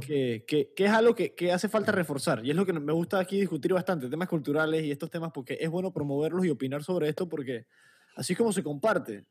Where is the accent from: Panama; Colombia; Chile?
Panama